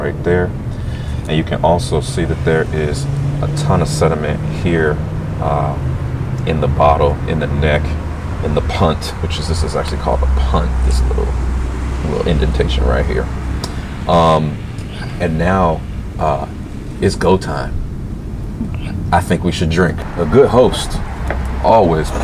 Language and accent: English; St. Louis, Missouri, United States; I'm from St. Louis